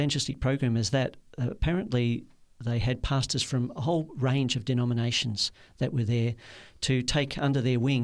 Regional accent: Melbourne, Victoria, Australia; I was born in Carlton, in Melbourne, and grew up in the suburbs, down the southeast and then the eastern suburbs

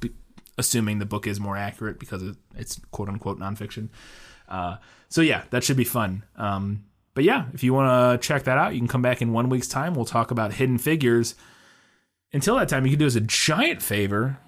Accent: Florissant, Missouri, United States; moved away; I'm from Florissant originally, uh, and Hazelwood is right across, they were our, uh, Hazelwood was one of my, my high school's rival high school

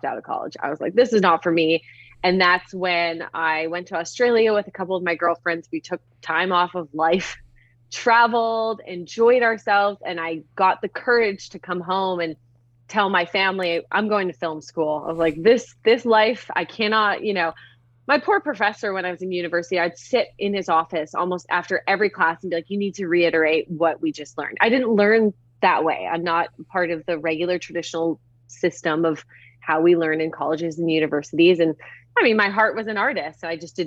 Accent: Vancouver, British Columbia, Canada; moved away as an adult; now in Los Angeles, United States; I'm from Vancouver or a small town outside of Vancouver

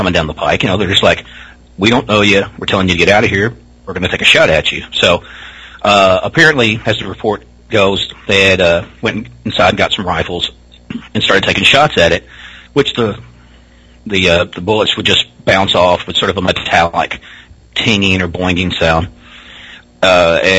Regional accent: near Hopkinsville, Kentucky, United States; accent: Southern; growing up in this area, because like I said, Hopkinsville was maybe 30 minutes from me

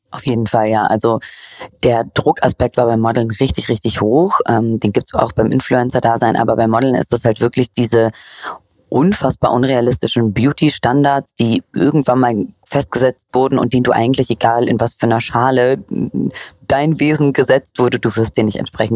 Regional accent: Cologne, North Rhine-Westphalia, Germany; moved away; nicht die beste Kölnerin, aber ich, mein Herz ist trotzdem noch dort

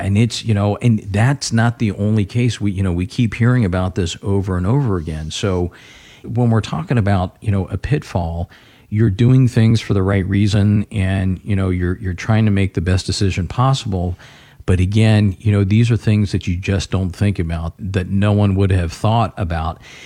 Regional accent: Florida, United States; now in Ohio, United States; I grew up in Florida

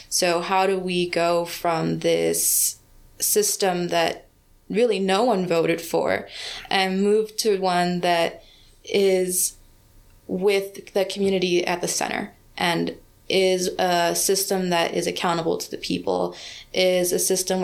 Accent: Los Angeles, California, United States; I grew up in South Central Los Angeles

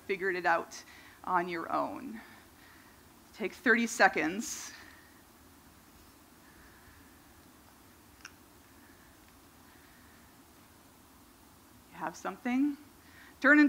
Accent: Minnesota, United States; when I was a kid, I grew up in Minnesota

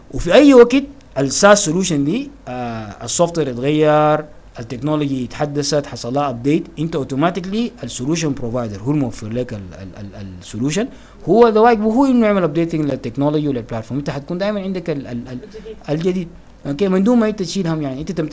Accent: Sudan; انا بفتكر عندنا دائما كسودانيين بنحب حب الامتلاك

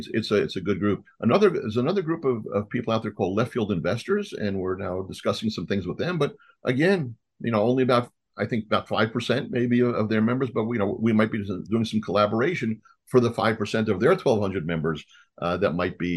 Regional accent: Israel; moved away; also born or lived in New York; I was born in New York and raised in Israel.

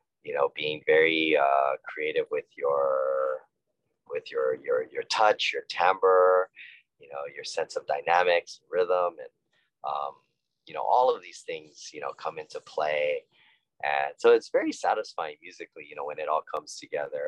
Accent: Honolulu, Hawaii, United States; I was born and raised in Honolulu, Hawaii

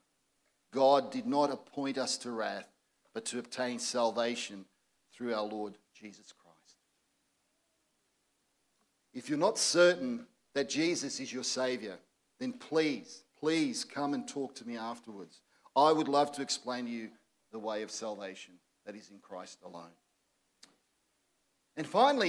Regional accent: Croatia; now in Australia; my own relatives from my native Croatia

